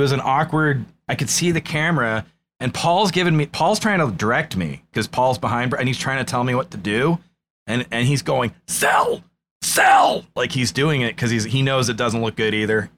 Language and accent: English; New England, United States; I'm from New England